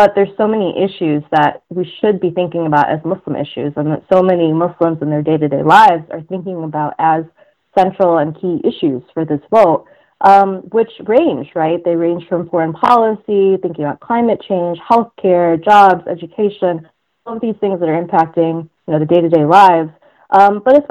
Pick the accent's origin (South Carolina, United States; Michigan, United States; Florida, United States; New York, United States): Michigan, United States; Detroit; I was born in Detroit, raised in Michigan. I've kind of been hopping around the state my entire life